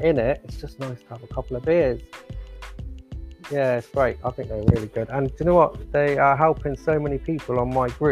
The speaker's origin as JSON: {"language": "English", "town": "Oxford", "region": "South East England", "country": "United Kingdom", "moved": "as an adult", "lives_now": "Ireland", "said": "I'm living in Ireland at the moment. I'm from Oxford"}